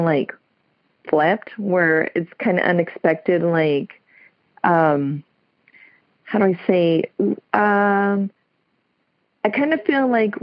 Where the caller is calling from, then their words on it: California, United States; I'm calling from Olivers, California